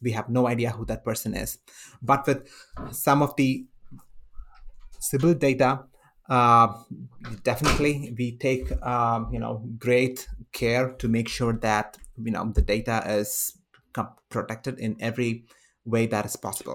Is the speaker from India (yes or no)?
yes; India; now in United States; I come from India